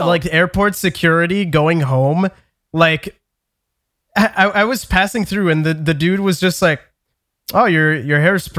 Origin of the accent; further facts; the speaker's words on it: Canada; I'm Canadian.